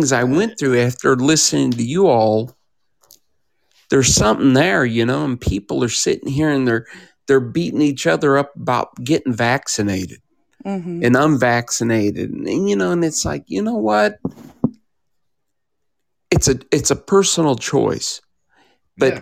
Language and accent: English; Kansas City, Midwest, United States; I'm from Kansas City